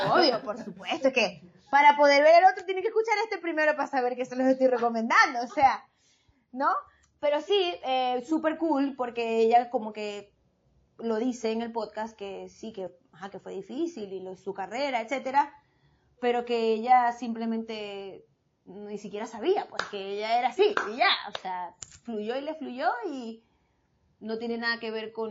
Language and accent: Spanish; Venezuela; yo soy de la comunidad y soy venezolana y no me importa.